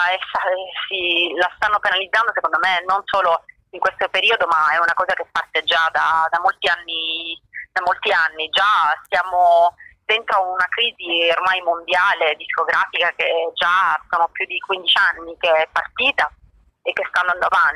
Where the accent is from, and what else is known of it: Sicily, Italy